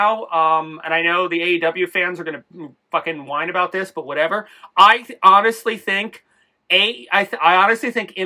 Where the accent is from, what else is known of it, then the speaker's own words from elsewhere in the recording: New York, United States; I'm from New York